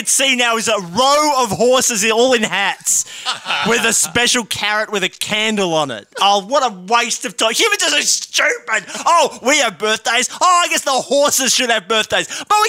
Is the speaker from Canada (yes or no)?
yes; Canada; I ate it with maple syrup because I'm a Canadian